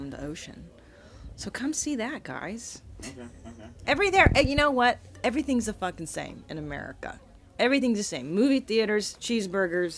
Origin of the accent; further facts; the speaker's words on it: Los Angeles, California, United States; also born or lived in Windsor, Ontario, Canada; I moved to LA, we all did, not just me, when I was 4. So I'm from the San Fernando Valley